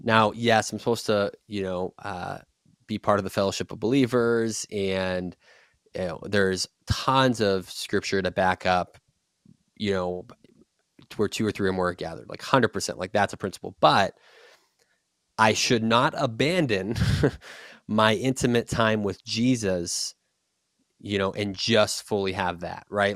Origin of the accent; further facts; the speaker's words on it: Boston, Massachusetts, United States; moved away; also born or lived in Texas; I'm from Boston